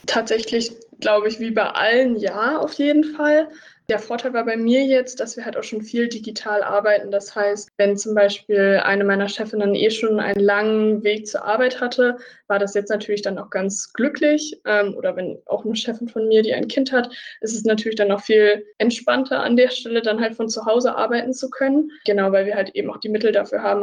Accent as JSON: {"language": "German", "town": "Münster", "region": "North Rhine-Westphalia", "country": "Germany", "moved": "as an adult", "lives_now": "Jena, Germany", "said": "Also ich komme eigentlich so aus dem Raum Münster, im Norden von NRW"}